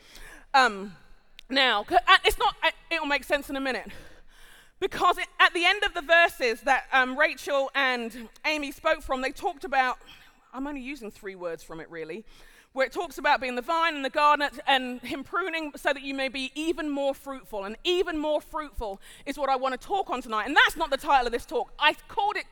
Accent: London, United Kingdom; moved away as an adult; now in United States; I'm a Londoner by birth and conviction, I'm also Nigerian

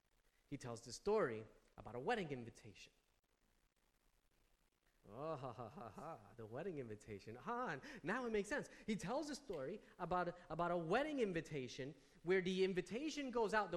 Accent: New Jersey, United States; I'm from New Jersey

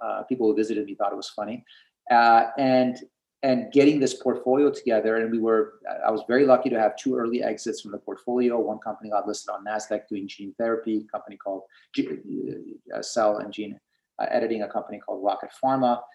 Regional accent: Portland, Oregon, United States; growing up in Portland, Oregon, to go to excellent public schools

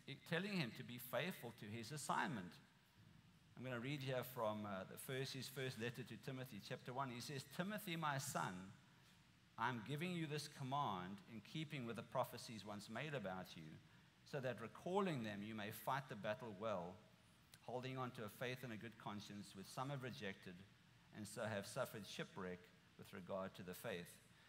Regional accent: South Africa; moved away as an adult; now in United States; I'm from South Africa

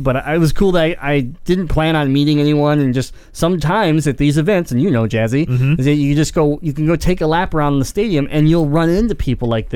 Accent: Detroit, Michigan, United States; we came from Detroit

